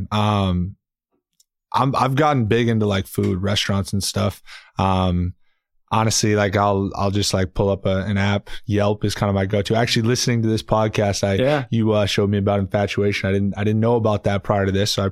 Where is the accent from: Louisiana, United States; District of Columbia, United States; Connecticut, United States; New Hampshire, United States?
New Hampshire, United States; now in Miami, United States; you know, I'm from New Hampshire, grew up in New Hampshire, went to school in the Midwest. So like Miami just felt like a whole different, uh, whole different world